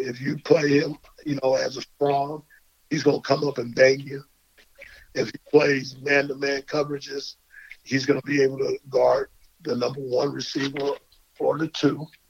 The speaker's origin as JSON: {"language": "English", "town": "Tucson", "region": "Arizona", "country": "United States", "tie": "born or raised there", "said": "I'm from Tucson"}